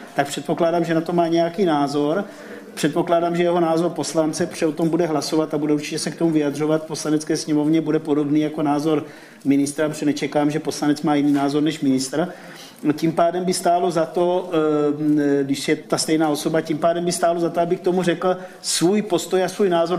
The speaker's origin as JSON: {"language": "Czech", "country": "Slovakia", "moved": "as an adult", "lives_now": "Czech Republic", "said": "jsem Slovák, Nemám český občanský průkaz"}